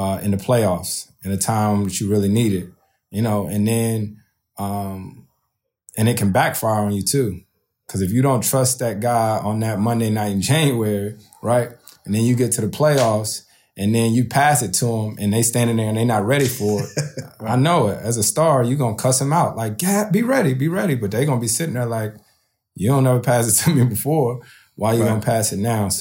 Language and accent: English; East Coast, United States; moved away as an adult; also born or lived in New Orleans; now in Los Angeles, United States; I'm born and raised on the East Coast.